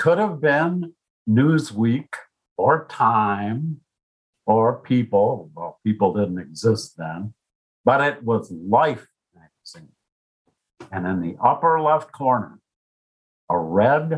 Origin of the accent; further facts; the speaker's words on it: United States; I lived my whole life growing up in the United States in the 50s with nice parents and a good middle-class life.